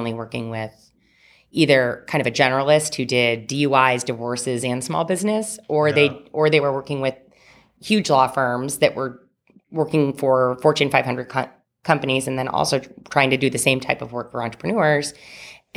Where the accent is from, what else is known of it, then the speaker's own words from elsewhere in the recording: Indianapolis, Indiana, United States; also born or lived in Carmel, Indiana; I was born and raised in Indianapolis and Carmel and lived here pretty much my whole life.